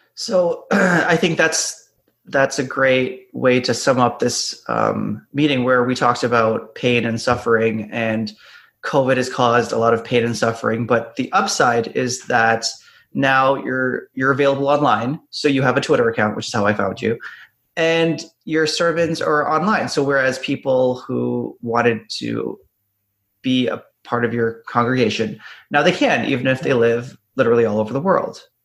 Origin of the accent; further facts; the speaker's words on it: Ontario, Canada; I grew up in Ontario, and Ontario is a great great um, province to grow up in.